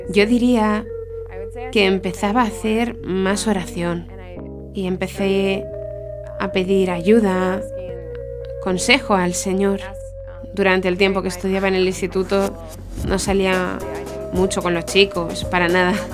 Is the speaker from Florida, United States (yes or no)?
no; Blaine, Minnesota, United States; Spanish is a second language; moved away as an adult; now in Ireland; yo crecí en Minnesota, en un pueblo llamado Blaine. Um, crecí en una familia católica.